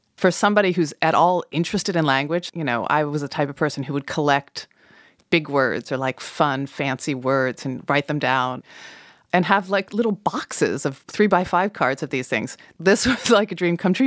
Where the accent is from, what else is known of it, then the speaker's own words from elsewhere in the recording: Colorado, United States; moved away; growing up in Colorado